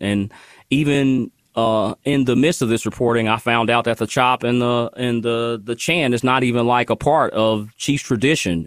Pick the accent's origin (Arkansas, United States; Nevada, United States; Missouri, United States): Missouri, United States; Kansas City; I'm born and raised in Kansas City